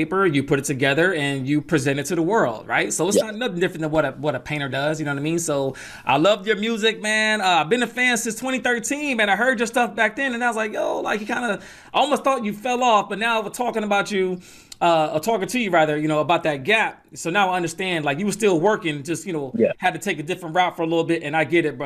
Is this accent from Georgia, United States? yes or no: yes; Atlanta, Georgia, United States; also born or lived in New York; we moved to Atlanta when I was young, and that's where I get that mix of the Southern style but the East Coast ear